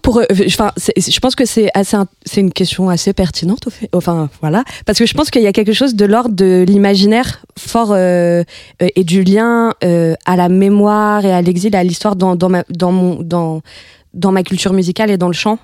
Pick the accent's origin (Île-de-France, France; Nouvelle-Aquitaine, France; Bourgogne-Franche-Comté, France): Île-de-France, France; Les Ulis; also born or lived in Florianópolis, Brazil; j'ai grandi aux Ulysses dans le 91